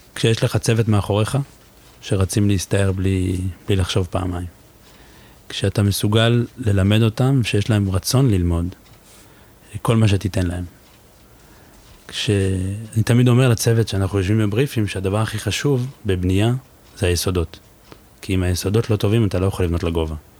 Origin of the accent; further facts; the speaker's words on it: Givatayim, Tel Aviv District, Israel; moved away as an adult; now in Paris, France; אני גדלתי בגבעתיים